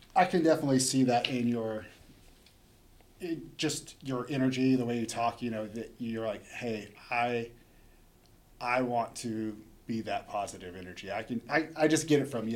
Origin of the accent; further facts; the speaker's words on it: Chelsea, Oklahoma, United States; growing up in Chelsea